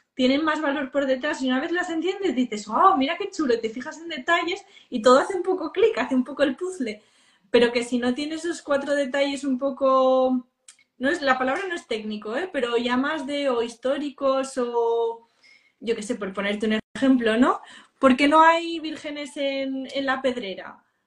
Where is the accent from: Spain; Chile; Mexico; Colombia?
Spain; los que más visitamos Barcelona somos los españoles